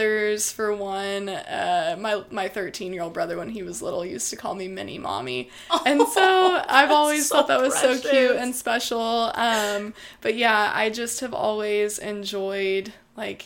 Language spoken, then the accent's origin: English; Midlothian, Texas, United States; I am from Midlothian, Texas, which has quickly evolved into a suburb of Dallas